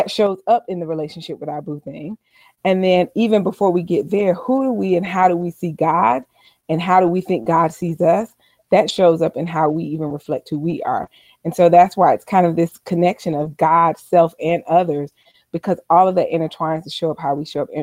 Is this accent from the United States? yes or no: yes; Albany, Georgia, United States; moved away as an adult; also born or lived in Seattle, Washington; I'm originally from Albany, Georgia